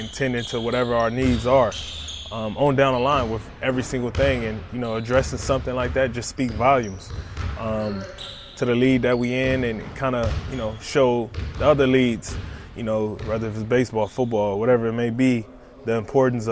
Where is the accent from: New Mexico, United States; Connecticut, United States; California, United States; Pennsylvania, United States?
California, United States; Compton; moved away as an adult; now in Chicago, United States; being a kid growing up in Compton